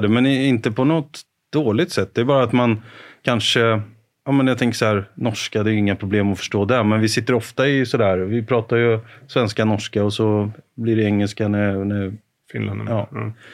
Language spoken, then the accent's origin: Swedish; Karlskoga, Örebro County, Sweden; moved away; var jag hemma i Karlskoga och, och jobbade